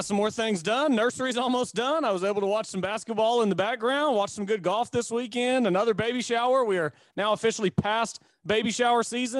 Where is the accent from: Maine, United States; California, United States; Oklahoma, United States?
Oklahoma, United States; Chickasha; my hometown church down in Chickasha